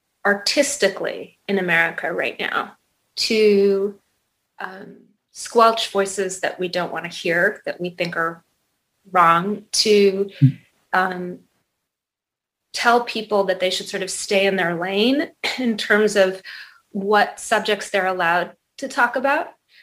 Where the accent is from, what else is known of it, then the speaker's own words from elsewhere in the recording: Colorado, United States; born there; I was born in Colorado, but my parents were divorced when I was 9 months old and I was raised by my mom and she kind of couldn't sit still.